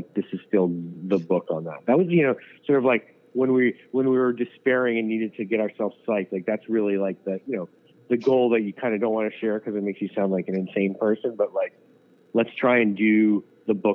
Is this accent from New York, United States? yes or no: yes; New York City, New York, United States; I grew up in New York City.